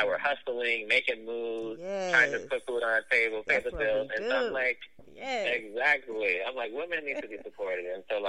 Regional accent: New York, United States; I grew up north near New York City, where I'm a huge fan of New York City rappers.

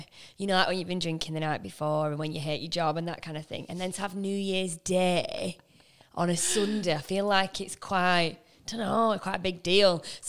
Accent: Liverpool, North West England, United Kingdom; You are Spanish, you are Australian, but we are Liverpoolian

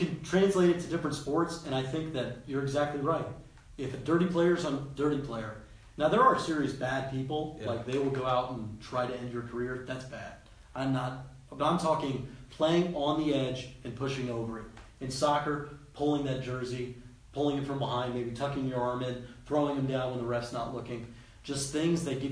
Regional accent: Cincinnati, Ohio, United States; we're from Cincinnati

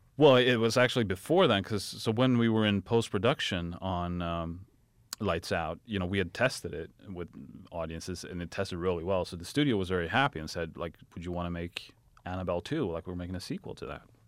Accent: Sweden; moved away; I'm from Sweden

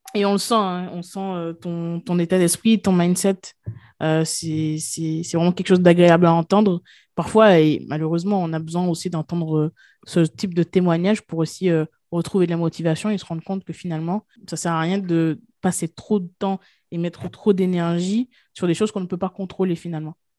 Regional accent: Guadeloupe; je viens de la Guadeloupe

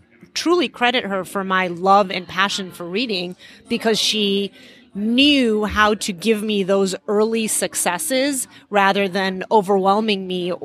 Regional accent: Chicago, Illinois, United States; English is a second language; also born or lived in Iran; So we immigrated to the U.S. when I was halfway through first grade. And my parents, we moved to Chicago

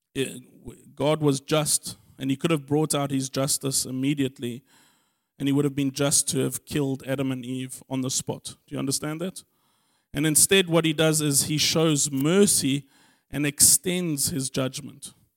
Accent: Germiston, Gauteng, South Africa; I was born in Germiston

